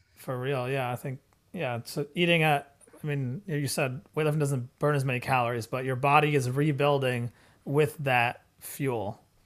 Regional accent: India; we're Indian

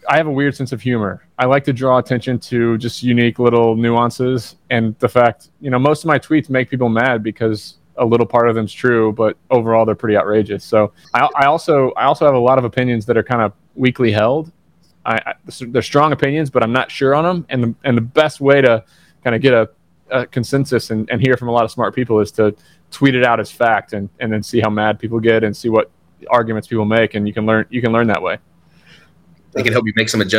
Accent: Southern Indiana, United States; now in Athens, United States; I, am from Southern Indiana. I live in Athens, Georgia.

